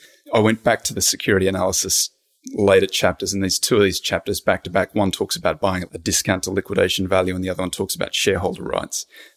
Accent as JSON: {"language": "English", "country": "Australia", "tie": "born or raised there", "accent": "Australian", "moved": "as an adult", "lives_now": "United States", "said": "I'm born and raised in Australia. Grew up in a little country town way in the outback."}